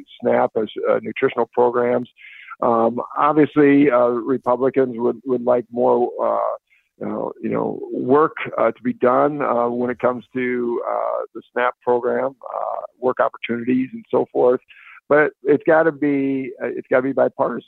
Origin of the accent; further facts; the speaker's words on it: Northwest Iowa, United States; I'm from Northwest Iowa